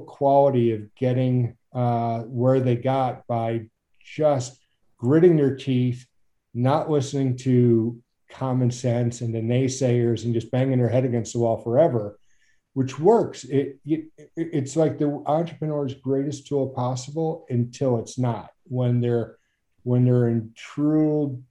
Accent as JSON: {"language": "English", "town": "Mandeville", "region": "Louisiana", "country": "United States", "tie": "born or raised there", "also_born_or_lived": "upstate New York / Alaska", "moved": "as an adult", "said": "I grew up in Mandeville, Louisiana, outside New Orleans"}